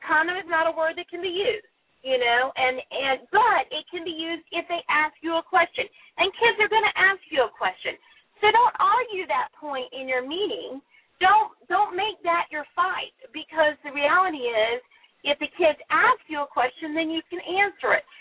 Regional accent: Jacksonville, Florida, United States; Duval County is home for me. I was born in Jacksonville. Um, I I lived there off and on, and all my family is in Jacksonville.

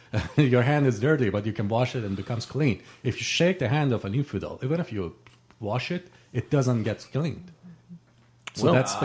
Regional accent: Tuz Khurmatu, Saladin Governorate, Iraq; moved away; my hometown of Tuz

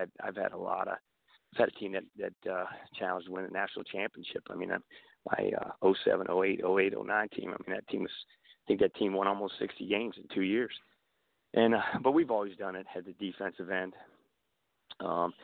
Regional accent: D.C. area, Maryland, United States; moved away as an adult; also born or lived in Kentucky / Pennsylvania; now in Memphis, United States; I'm kind of a product of growing up in the Maryland D.C. area

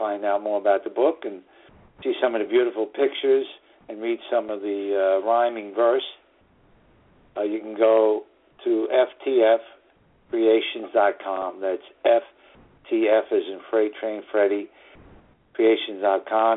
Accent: New York City, New York, United States; northern suburbs of New York City, my hometown

